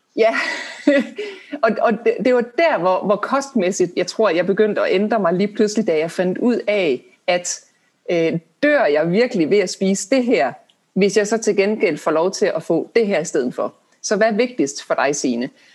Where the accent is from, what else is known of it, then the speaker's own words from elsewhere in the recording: Denmark; som danskere